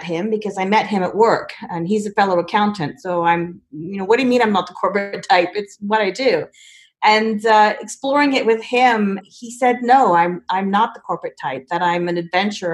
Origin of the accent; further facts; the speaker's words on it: Canada; also born or lived in England; I was born in England, but I moved to Canada with my family when I was 4, hence the no British accent. So I've lived in Canada for most of my life, consider it my home.